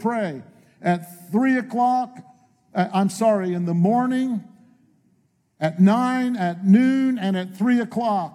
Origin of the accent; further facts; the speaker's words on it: northeastern Pennsylvania near Scranton, United States; moved away as an adult; also born or lived in Maine / Lakeland, Florida; I was born in Maine. I'm from New England. My home, what I call home, is northeastern Pennsylvania near Scranton